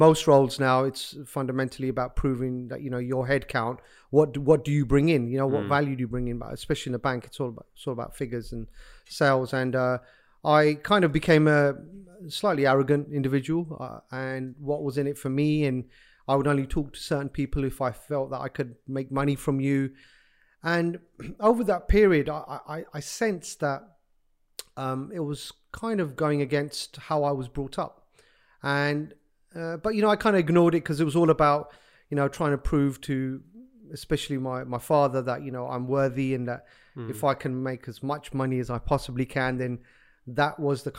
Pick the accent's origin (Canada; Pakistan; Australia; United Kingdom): Pakistan; being Pakistani, I often use this kind of gesture of, you either need to be a good cricketer, or you know, you need to be a doctor, otherwise you failed as a Pakistani child.